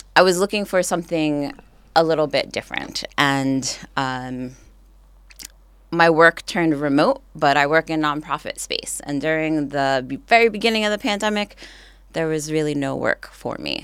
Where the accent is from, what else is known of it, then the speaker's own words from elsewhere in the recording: Montclair, New Jersey, United States; moved away; I grew up in a place called Montclair